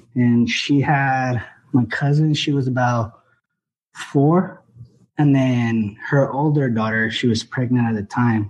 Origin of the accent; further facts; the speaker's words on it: Mexico; moved away; I'm originally from Mexico.